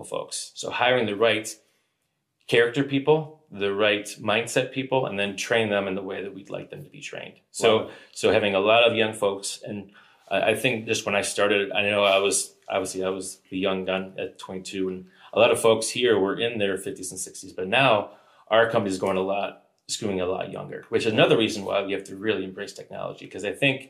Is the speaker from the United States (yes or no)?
yes; Chicago, Illinois, United States; I'm from the Chicagoland area